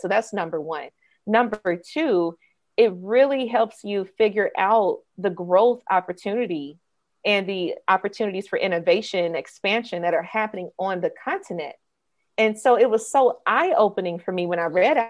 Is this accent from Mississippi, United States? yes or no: yes; suburb of Jackson, Mississippi, United States; moved away as an adult; also born or lived in Atlanta, Georgia; I was raised in Mississippi, a suburb right outside of the capital of the state, Jackson.